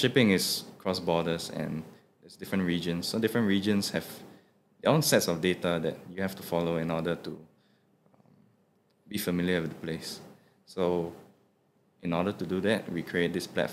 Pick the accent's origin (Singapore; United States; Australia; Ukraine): Singapore; I, as a Singaporean Chinese